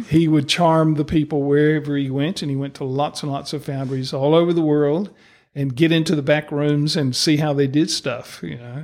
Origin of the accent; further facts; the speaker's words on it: East Coast of the USA, United States; moved away as an adult; now in New Zealand; growing up in the East Coast of the U S